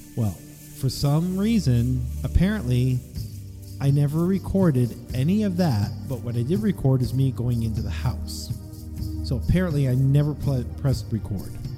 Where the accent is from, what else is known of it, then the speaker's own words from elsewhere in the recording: East Coast, United States; I'm from the East Coast.